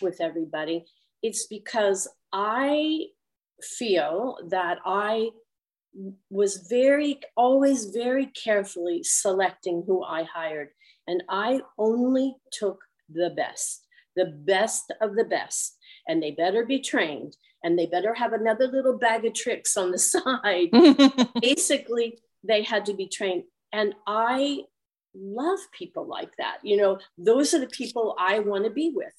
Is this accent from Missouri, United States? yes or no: no; Cincinnati, Ohio, United States; also born or lived in New York; now in Malibu, United States; I come from Cincinnati. And we had one of the best conservatories.